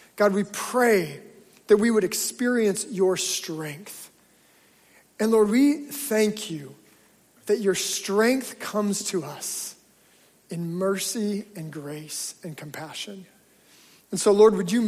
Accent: Alaska, United States; moved away; when I grew up in Alaska

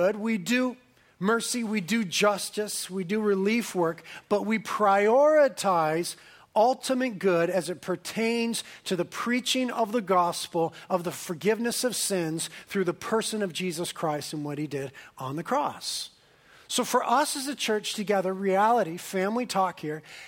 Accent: Carpinteria, California, United States; I was born and raised in Carpinteria

